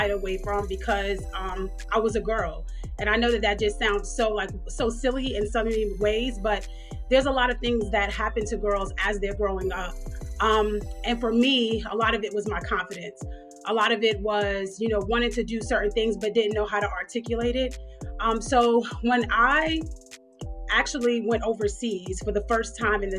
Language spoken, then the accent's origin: English; New York City, New York, United States; now in Atlanta, United States; So I grew up in New York. I grew up in Queens, New York